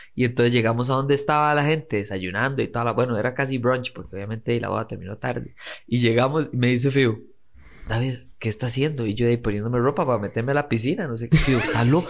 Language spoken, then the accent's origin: Spanish; Costa Rica